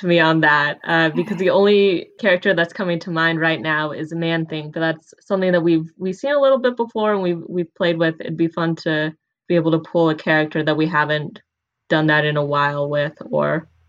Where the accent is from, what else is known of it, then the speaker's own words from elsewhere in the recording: the Bay Area, California, United States; Growing up in the Bay Area, this house was based in San Jose.